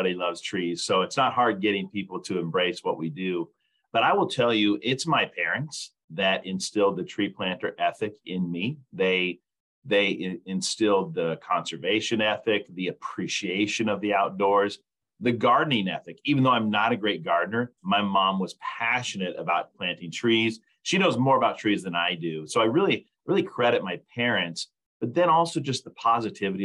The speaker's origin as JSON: {"language": "English", "town": "Lincoln", "region": "Nebraska", "country": "United States", "tie": "born or raised there", "moved": "as an adult", "said": "I grew up in Lincoln, Nebraska, moved away for several years and moved back here to work for the Arbor Day Foundation"}